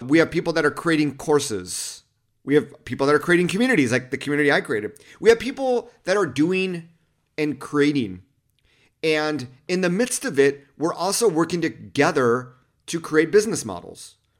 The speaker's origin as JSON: {"language": "English", "area": "Los Angeles County", "region": "California", "country": "United States", "tie": "born or raised there", "said": "When I grew up in Los Angeles County, two one three was actually our area code"}